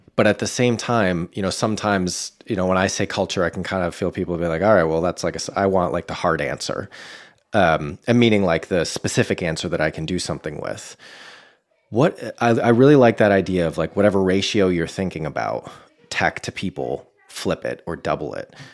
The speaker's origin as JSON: {"language": "English", "town": "Boston", "region": "Massachusetts", "country": "United States", "tie": "born or raised there", "moved": "yes", "said": "my hometown of Boston"}